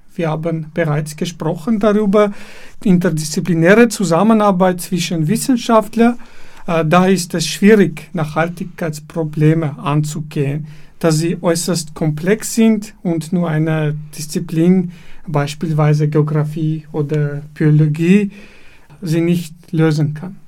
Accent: Dilijan, Tavush, Armenia; German is a second language; moved away as an adult; also born or lived in Yerevan, Armenia; now in Vienna, Austria; ich bin in Armenien geboren und aufgewachsen in einer kleinen Stadt namens Dilijan im Gebiet des Dilijan Nationalparks

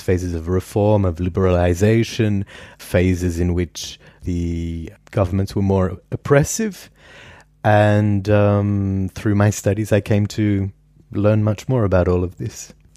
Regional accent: Perth, Western Australia, Australia; now in Vienna, Austria; I grew up in Perth, Western Australia, which is the world's most isolated city

